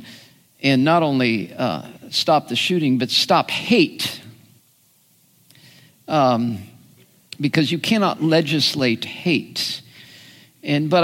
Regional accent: United States; as an American

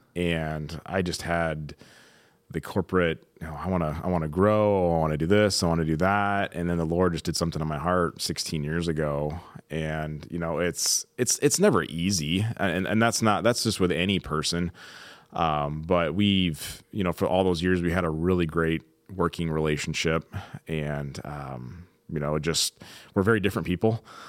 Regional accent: Midwest, United States; now in Southern California, United States; growing up in the Midwest.

